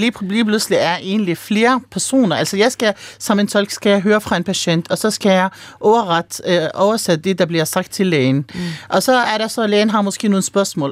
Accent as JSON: {"language": "Danish", "country": "Palestine", "moved": "yes", "lives_now": "Denmark", "said": "nu er jeg oprindelig palæstinenser"}